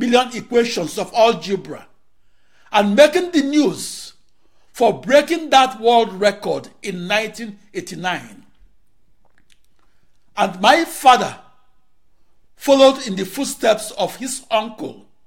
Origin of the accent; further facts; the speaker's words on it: Onitsha, Anambra, Nigeria; also born or lived in Akure, Nigeria; My hometown of Onitsha, Nigeria